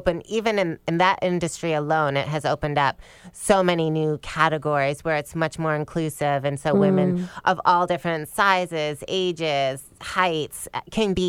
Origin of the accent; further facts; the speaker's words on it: Michigan, United States; moved away as an adult; also born or lived in East Lansing, Michigan / Atlanta, Georgia; I grew up in Michigan